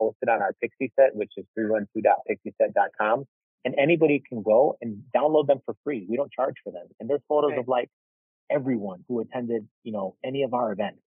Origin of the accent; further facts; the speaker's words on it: Chicago, Illinois, United States; growing up in Chicago when I did